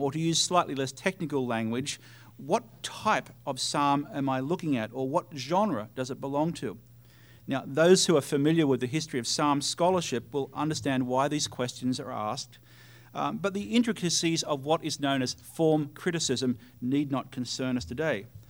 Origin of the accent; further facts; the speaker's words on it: Australia; for me as an Australian